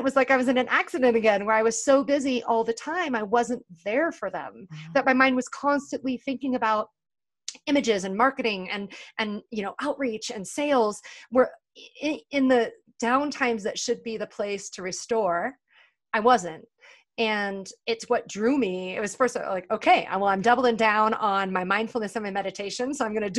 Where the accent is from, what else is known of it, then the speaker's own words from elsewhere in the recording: California, United States; Oakland, which is just about 30 minutes from where I grew up in California